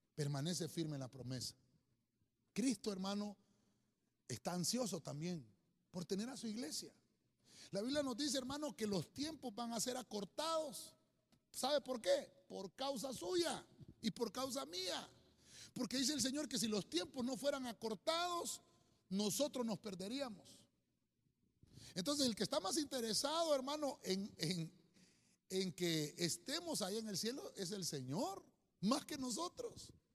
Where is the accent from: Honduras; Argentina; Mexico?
Honduras; nosotros como buenos hondureños